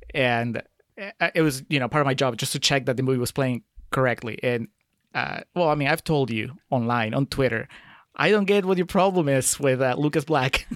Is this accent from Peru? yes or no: yes; Peru; moved away as an adult; I grew up in Peru.